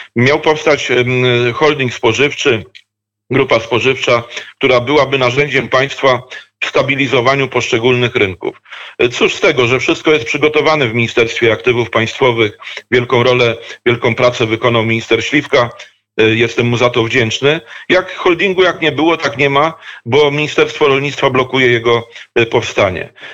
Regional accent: Dobrzyń Land, Kuyavian-Pomeranian Voivodeship, Poland; also born or lived in Bydgoszcz / near Toruń; pochodzę z ziemi dobrzyńskiej, jednej z krain geograficznych składających się na województwo kujawsko-pomorskie

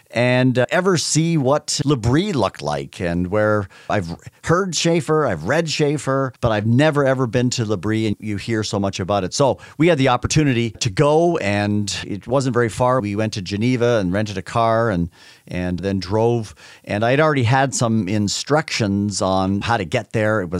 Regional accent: Canada; I grew up in Canada. It was already a very, very secular country.

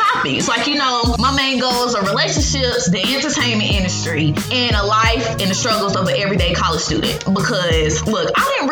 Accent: Greensboro, North Carolina, United States; I am from Greensboro, North Carolina

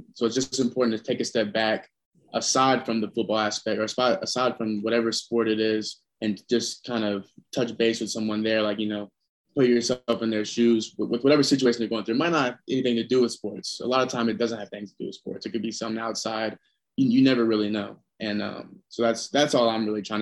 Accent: Indiana, United States; moved away as an adult; now in Durham, United States; I'm from Indiana originally.

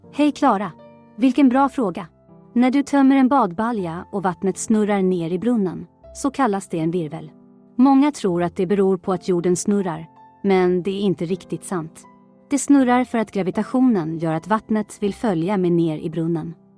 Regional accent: Stockholm, Stockholm County, Sweden; jag kommer från Stockholm

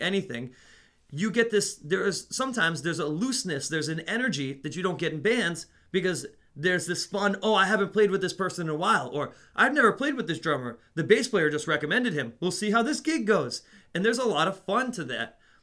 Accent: Netherlands; moved away; I grew up in the Netherlands.

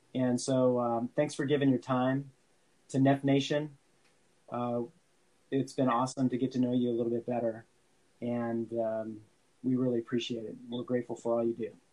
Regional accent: San Francisco Bay, California, United States; I grew up sailing in San Francisco Bay.

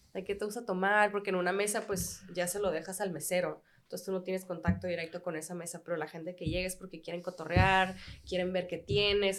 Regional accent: Tijuana, Baja California, Mexico; also born or lived in United States / Australia; soy de Tijuana, una frontera

